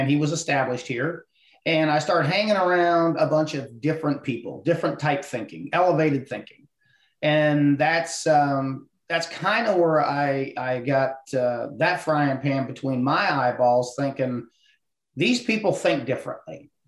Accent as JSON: {"language": "English", "region": "Ohio", "country": "United States", "tie": "born or raised there", "moved": "as an adult", "said": "I was born and raised in Ohio"}